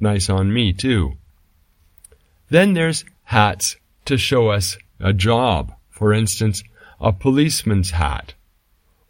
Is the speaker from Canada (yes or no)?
yes; Canada; I come from Canada